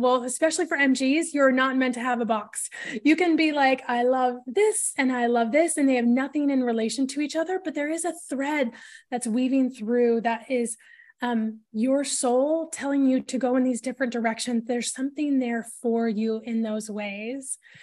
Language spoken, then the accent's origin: English; Portland, Oregon, United States; grew up in the northwest of the U S, and so, um, in the Portland, Oregon area